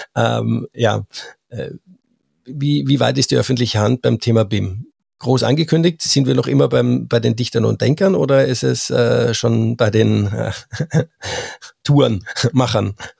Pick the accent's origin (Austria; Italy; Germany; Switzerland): Austria; als Österreicher